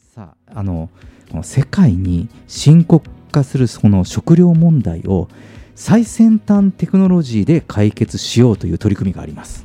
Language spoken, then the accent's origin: Japanese; Kyushu, Japan; moved away; 僕の実家も九州の田舎もそうなんですよ